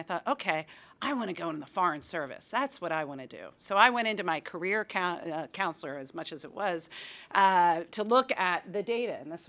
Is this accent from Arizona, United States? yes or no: no; Philadelphia, Pennsylvania, United States; I grew up in Philadelphia, and my father was a high school history teacher.